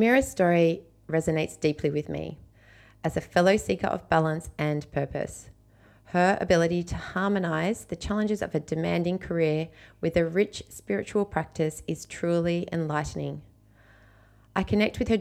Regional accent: Australia; my little Australian life

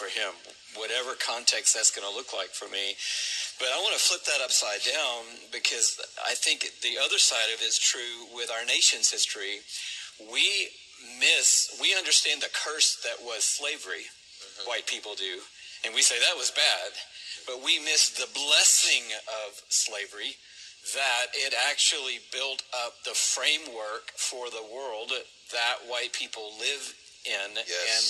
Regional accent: Atlanta, Georgia, United States; that allowed me to grow up in Atlanta.

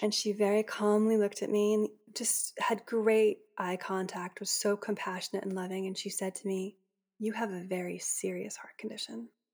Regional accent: Boston, Massachusetts, United States; also born or lived in Maine; I grew up in the Boston area

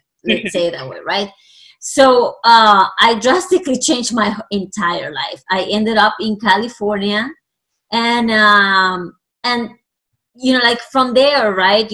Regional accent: Puerto Rico; first language Spanish; English is a second language; moved away; I actually am originally from Puerto Rico. So I was raised in the Latino country, and obviously Spanish is my first language.

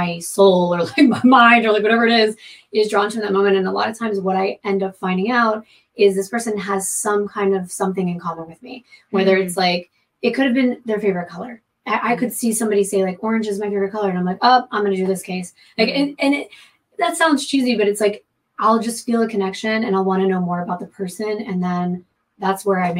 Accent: Florida, United States; moved away as an adult; now in California, United States; I'm from Florida

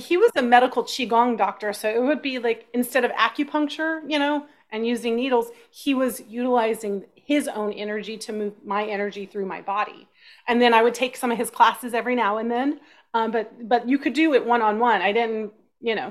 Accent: Austin, Texas, United States; I grew up in Texas

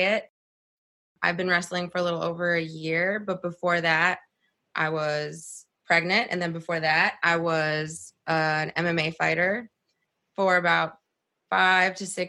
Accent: upstate New York, United States; also born or lived in Moldova; my family immigrated to upstate New York when I was 5 from Moldova

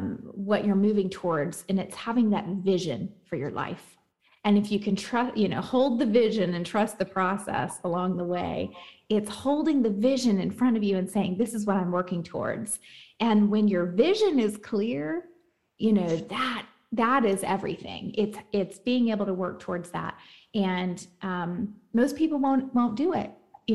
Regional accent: the South, United States; I'm from the South, like I got married young

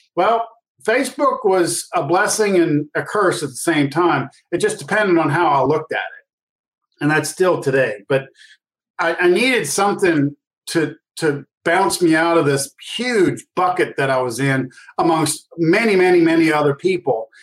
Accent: New Orleans, Louisiana, United States; I grew up in New Orleans

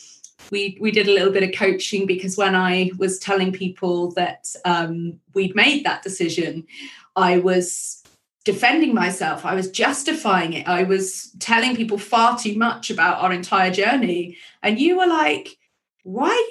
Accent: England, United Kingdom; I just feel like such a posh English person

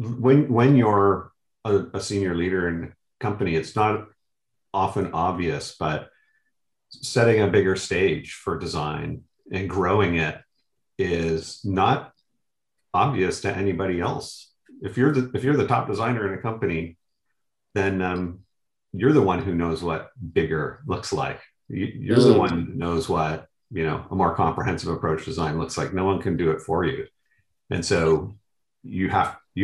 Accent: Canada; now in New York, United States; I was brought up in Canada and found myself in New York

